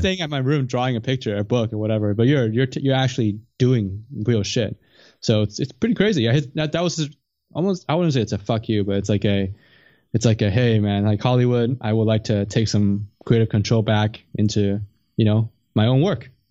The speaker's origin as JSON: {"language": "English", "country": "Canada", "said": "I'm from Canada, I'm not in the U S"}